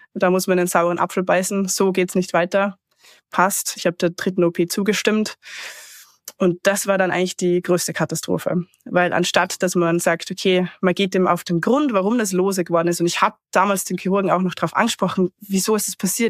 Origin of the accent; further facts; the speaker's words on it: Austria; ich komme eben ursprünglich aus dem Salzkammergut in Österreich